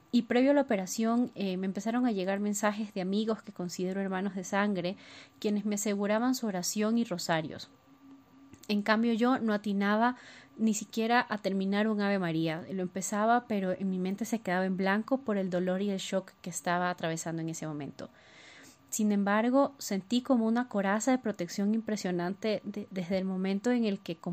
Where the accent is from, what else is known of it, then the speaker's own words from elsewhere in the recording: Ecuador; tengo 30 años y soy de Ecuador.